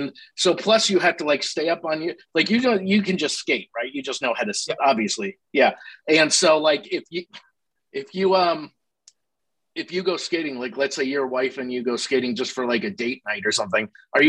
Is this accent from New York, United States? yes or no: yes; Albany, New York, United States; I grew up in Albany